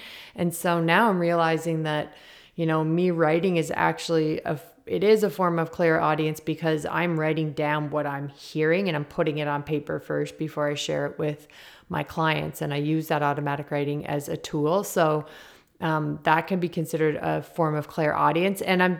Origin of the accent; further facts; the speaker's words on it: Prince Edward Island, Canada; I'm from Prince Edward Island